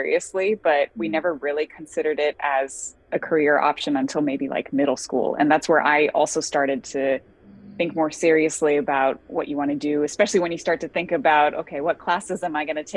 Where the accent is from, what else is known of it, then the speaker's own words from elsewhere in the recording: Bay Area, California, United States; now in Cincinnati, United States; I grew up in the Bay Area in California